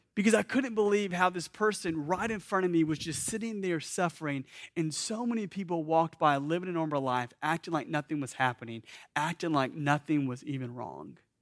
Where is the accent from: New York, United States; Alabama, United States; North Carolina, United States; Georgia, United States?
Georgia, United States; Atlanta; I grew up in Atlanta